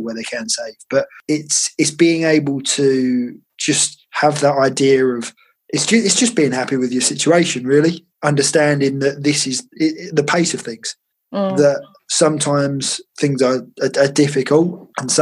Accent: Essex, East of England, United Kingdom; I'm from Essex, so that's all we do.

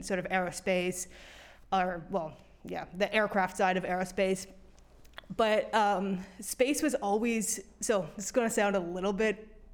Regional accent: London, Ontario, Canada; I grew up in London, which is where you guys are based. And Western had, you know, Engineering Girls Club

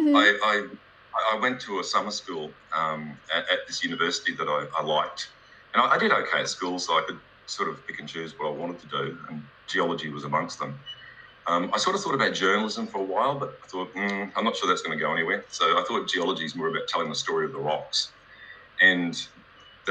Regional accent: Queensland, Australia; I grew up in Queensland in Australia. I grew up on a banana farm

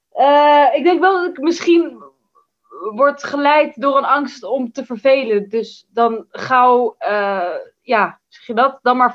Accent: Amsterdam, North Holland, Netherlands; born there; Nou, ik ben geboren in het Slotervaartziekenhuis in Amsterdam-West nadat de vroedvrouw zich tamelijk vreemd en weinig betrokken had opgesteld bij ons thuis.

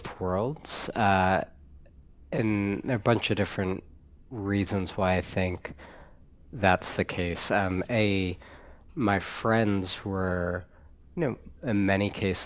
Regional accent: Valparaiso, Indiana, United States; I grew up in a fairly small town, Valparaiso, Indiana, and had a, I guess, somewhat typical 1980s Midwest upbringing.

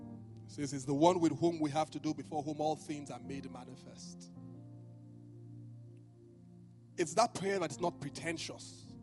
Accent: Benin; apart from the fact that I was from Benin, we didn't do flowers where I came from.

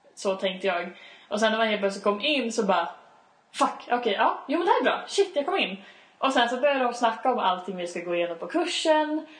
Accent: Uppsala, Uppsala County, Sweden; jag bor i Uppsala, jag kan Uppsala, jag umgås med mina vänner i Uppsala

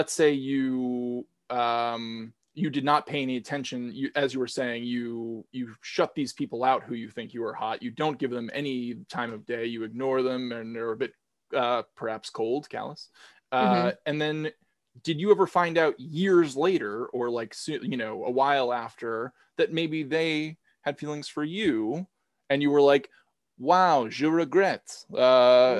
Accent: Newton, Massachusetts, United States; I am from Newton, Massachusetts, in the heart of Metro West

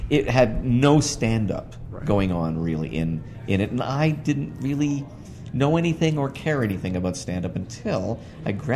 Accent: Toronto, Ontario, Canada; I was born in Toronto in 1952

